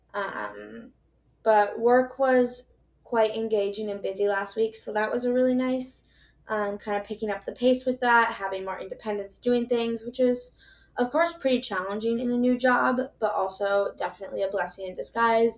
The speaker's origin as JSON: {"language": "English", "region": "Minnesota", "country": "United States", "said": "I'm from Minnesota. I live in Minnesota."}